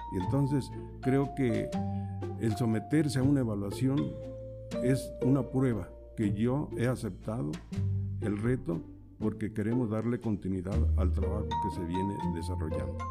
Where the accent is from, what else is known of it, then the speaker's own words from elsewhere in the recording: Zacatecas, Mexico; now in San Juan Ixcaquixtla, Mexico; Yo nací en una zona rural del estado de Zacatecas donde no se conocía lo que era la luz eléctrica